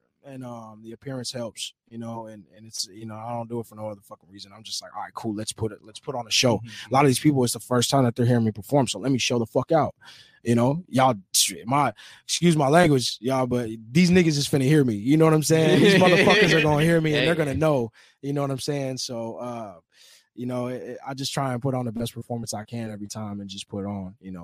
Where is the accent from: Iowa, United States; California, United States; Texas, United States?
California, United States; Oceanside; I'm from Oceanside.